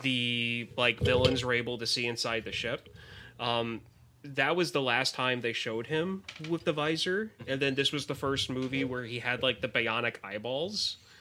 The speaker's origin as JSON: {"language": "English", "town": "Bethlehem", "region": "Pennsylvania", "country": "United States", "said": "I am from Bethlehem, Pennsylvania"}